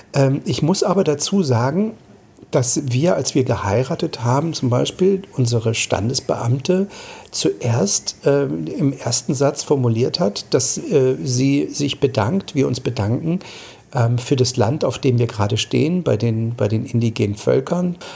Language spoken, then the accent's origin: German; Germany; bei uns in Deutschland